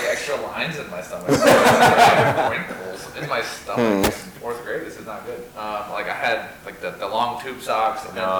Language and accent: English; Ireland; You've got the Irish endorsement. I'm Irish.